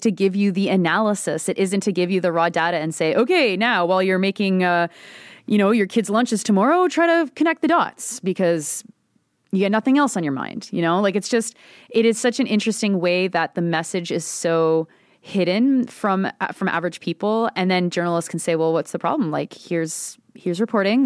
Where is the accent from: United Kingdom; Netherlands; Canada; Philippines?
Canada; Halton, Ontario; my hometown police force, the Halton Police